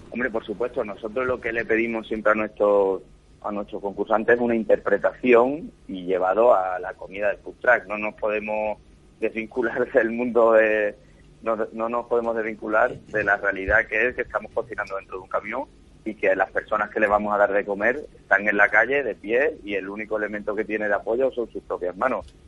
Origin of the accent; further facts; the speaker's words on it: Cádiz, Andalusia, Spain; now in Madrid, Spain; yo soy de Cádiz